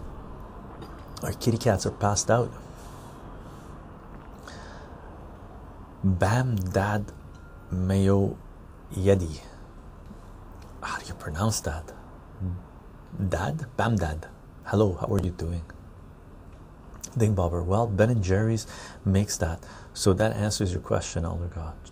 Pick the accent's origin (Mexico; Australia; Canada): Canada; first language Armenian; English is a second language; also born or lived in Tehran, Iran; most of my life I've been in Canada. I'm a Canadian.